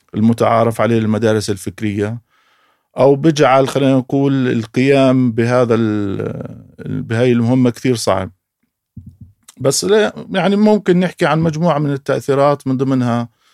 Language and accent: Arabic; Beit Hanina, Jerusalem, Palestine; بقدر اقول انا مقدسي آه، من تعود وصولي لقريه بيت حنينه نشات في هذه القريه